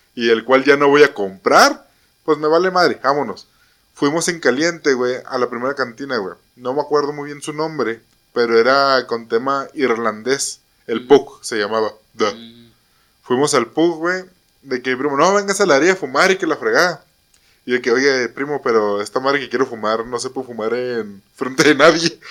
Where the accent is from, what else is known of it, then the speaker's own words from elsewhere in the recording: Mexico; como buenos mexicanos